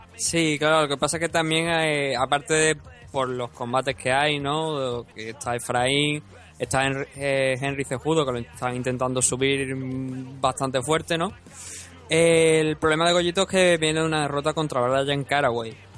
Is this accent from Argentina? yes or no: no; Spain; yo soy de España